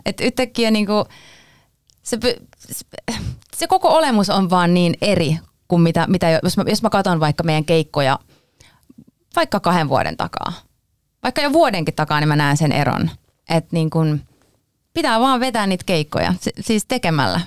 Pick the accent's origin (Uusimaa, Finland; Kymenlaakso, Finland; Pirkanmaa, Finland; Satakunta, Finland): Satakunta, Finland; Pori; now in Helsinki, Finland; Minä olen Porista lähtöisin